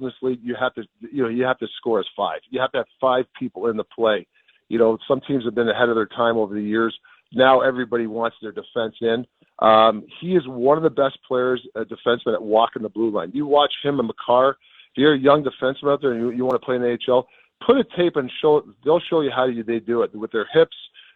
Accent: Canada; also born or lived in United States; I'm a Canadian and an American citizen, but I'm obviously a Canada guy too

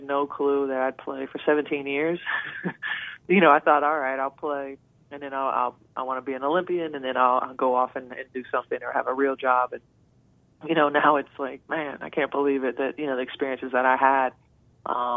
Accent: Logan, Ohio, United States; now in Columbus, United States; from Logan, and, you know, I live in Columbus

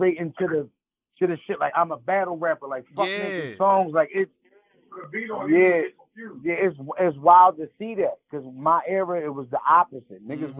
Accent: Philadelphia, Pennsylvania, United States; I come from Philly, where a battle rap can turn into a fucking homicide quickly.

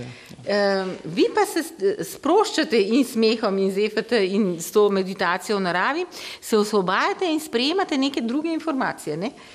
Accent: Slovenia

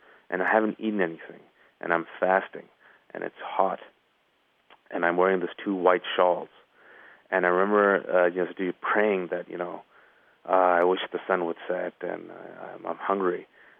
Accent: California, United States; I'm from the Bay Area, California.

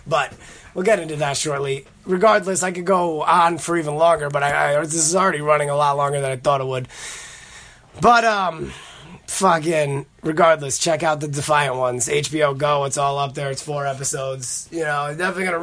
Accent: Connecticut, United States; moved away as an adult; now in Queens, New York, United States; I grew up in Connecticut

